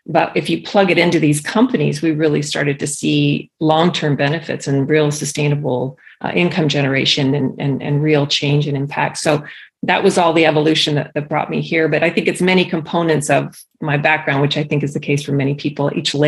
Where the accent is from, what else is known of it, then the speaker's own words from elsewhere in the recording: Key West, Florida, United States; born there; also born or lived in Biloxi, Mississippi / Ankara, Turkey; And so I was born in Key West, Florida, and I moved to Biloxi, Mississippi, and then I moved to Ankara, Turkey, and it just kept going and going and going.